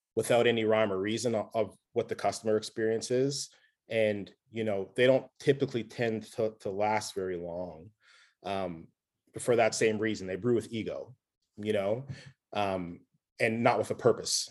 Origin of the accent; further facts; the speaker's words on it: Nova Scotia, Canada; I'm from Nova Scotia